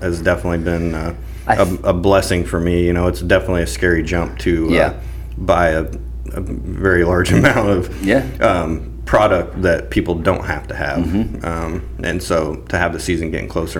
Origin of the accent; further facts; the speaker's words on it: Warrensburg, Missouri, United States; I grew up in Warrensburg, Missouri, and grew up on a family farm, hunting, fishing